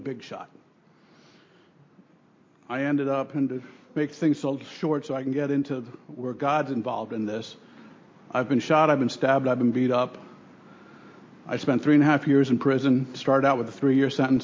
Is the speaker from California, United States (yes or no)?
no; Miami, Florida, United States; also born or lived in New York City; I grew up in Miami. I was born in New York City. I grew up in Miami.